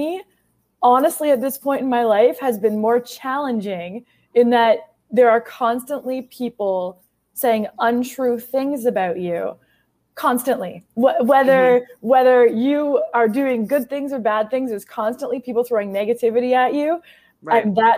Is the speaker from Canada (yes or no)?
yes; Canada; now in United States